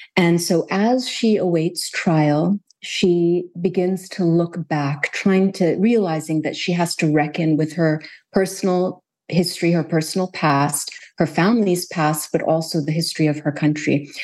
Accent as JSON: {"language": "English", "country": "Kuwait", "tie": "born or raised there", "also_born_or_lived": "United States", "said": "growing up in Kuwait"}